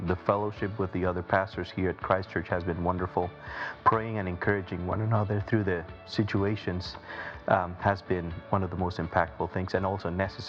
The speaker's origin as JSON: {"language": "English", "country": "Guatemala", "tie": "born or raised there", "moved": "as an adult", "lives_now": "Wichita, United States", "said": "So I was called by the Lord when I was 17 years old, and I was living in Guatemala City. I grew up in Guatemala."}